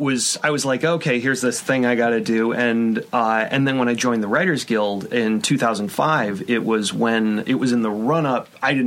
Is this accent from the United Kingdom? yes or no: no; Texas, United States; moved away as an adult; now in Los Angeles, United States; I grew up in Texas, which is a right-to-work state